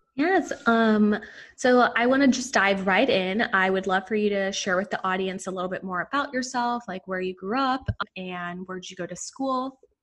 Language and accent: English; Puerto Rico; also born or lived in Paterson, New Jersey; I was three and my sister was eight when we moved to Puerto Rico.